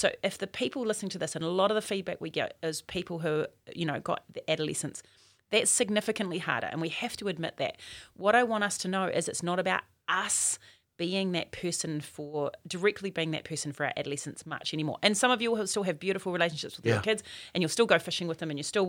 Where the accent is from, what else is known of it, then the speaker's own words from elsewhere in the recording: Auckland, New Zealand; I'm from West Auckland.